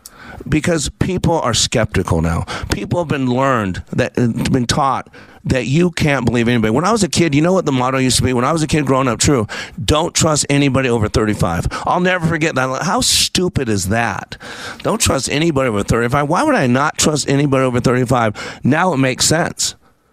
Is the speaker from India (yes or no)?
no; Philippines; I'm Filipino, and everybody watching the fight is Filipino